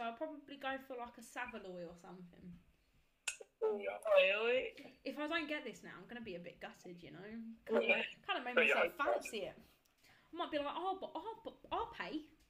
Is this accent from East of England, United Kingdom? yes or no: no; Kent, South East England, United Kingdom; I'm from Kent. I'm also a third year law student.